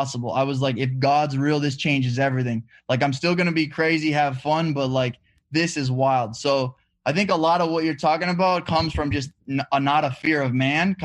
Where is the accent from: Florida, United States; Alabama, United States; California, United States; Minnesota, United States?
Minnesota, United States; Walker; moved away as an adult; also born or lived in Hawaii; I'm from Walker, Minnesota. Lived there my whole life. And then when I turned 18 years old